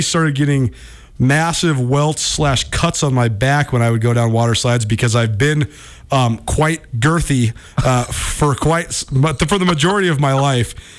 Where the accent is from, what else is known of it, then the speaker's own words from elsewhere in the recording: Missoula, Montana, United States; It's great growing up in Montana. That's why we love living back here. I'm so happy to be back in my hometown